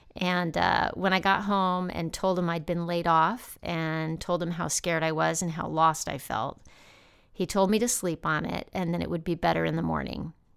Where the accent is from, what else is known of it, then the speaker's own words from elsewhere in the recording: El Paso, Texas, United States; moved away as an adult; also born or lived in Denver / New York City; my hometown in El Paso, Texas